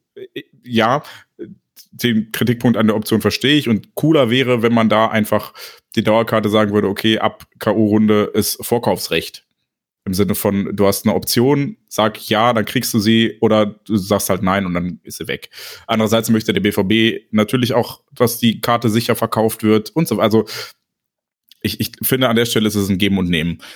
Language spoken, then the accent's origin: German; Neuss, North Rhine-Westphalia, Germany; ich komme aus Neuss